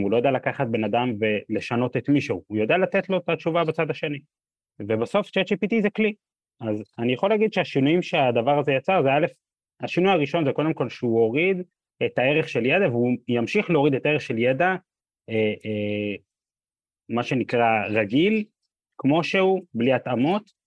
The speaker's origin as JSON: {"language": "Hebrew", "town": "Or Yehuda", "region": "Central District", "country": "Israel", "tie": "born or raised there", "said": "אני גדלתי ב, בפריפריה, באור יהודה, עיר מאוד מאוד נחמדה"}